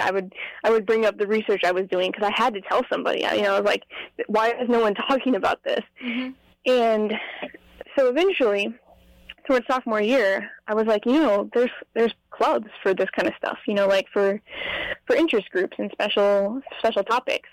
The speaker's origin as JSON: {"language": "English", "town": "Las Vegas", "region": "Nevada", "country": "United States", "said": "I'm from Las Vegas, Nevada"}